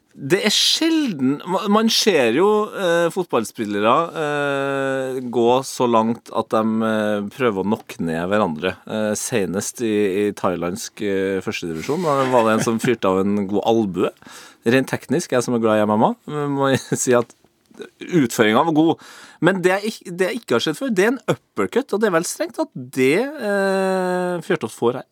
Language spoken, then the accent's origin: Norwegian; Trøndelag, Norway; jeg er jo trønder